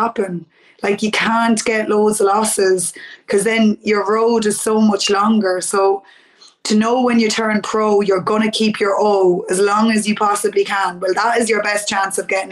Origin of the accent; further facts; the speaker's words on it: Mullingar, Westmeath, Ireland; I'm from Mullingar